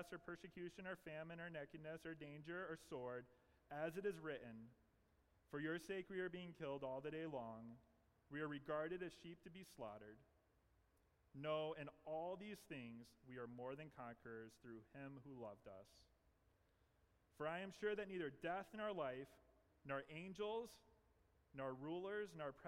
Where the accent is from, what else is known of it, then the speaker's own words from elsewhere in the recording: the South, United States; I'm from the South